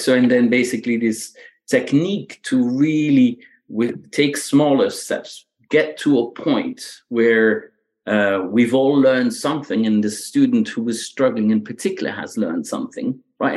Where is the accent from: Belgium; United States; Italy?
Belgium; English is a second language; moved away; I grew up in Belgium, right? So that's where where the, the accent comes from.